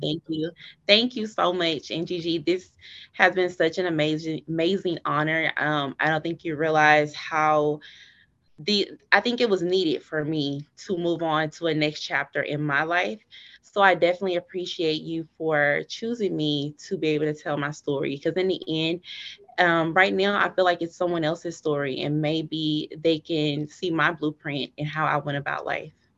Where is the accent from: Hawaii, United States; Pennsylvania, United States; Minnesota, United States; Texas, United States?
Texas, United States; Dallas; I'm actually from Dallas, Texas, born and raised